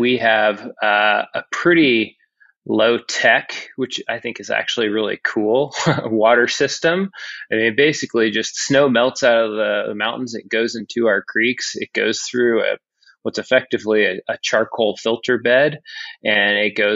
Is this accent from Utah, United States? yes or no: yes; Utah, United States; as a lifelong Utahn